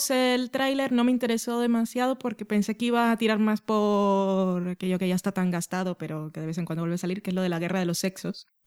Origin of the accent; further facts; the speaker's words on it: United Kingdom; accent: British; Supongo que es por el punto de mala leche, o no sé si es solo porque tengo un acento británico